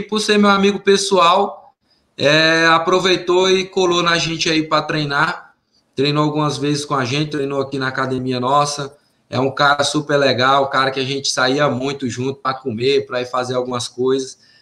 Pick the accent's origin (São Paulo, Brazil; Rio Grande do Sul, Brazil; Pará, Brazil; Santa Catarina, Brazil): Pará, Brazil; Tucumã; moved away as an adult; also born or lived in Belém, Pará; now in Las Vegas, United States; da minha cidade, Tucumã, da minha região Laço do Pará, Redenção, Xingara, Conceição, São Félix, né, é, Orilândia, é, a minha região lá que é sul do Pará